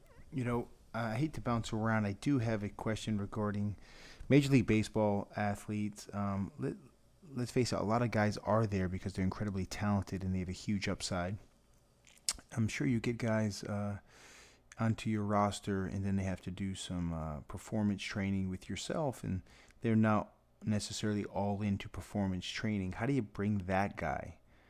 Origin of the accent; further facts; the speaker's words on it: Massachusetts, United States; that's me being from Massachusetts